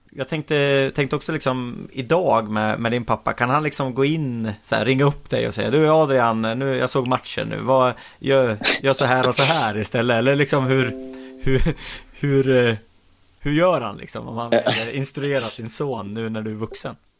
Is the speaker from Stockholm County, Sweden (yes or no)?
no; Hälsingland, Gävleborg County, Sweden; jag är ju hälsing själv